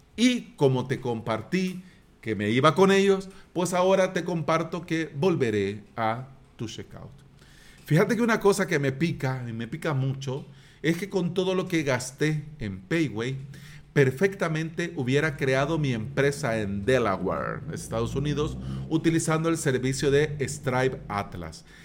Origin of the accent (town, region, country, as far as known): El Salvador